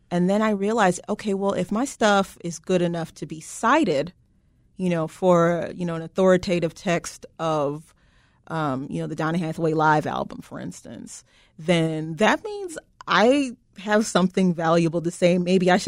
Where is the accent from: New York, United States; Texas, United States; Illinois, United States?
Illinois, United States; Chicago; growing up in Chicago and the Chicagoland area and being a black person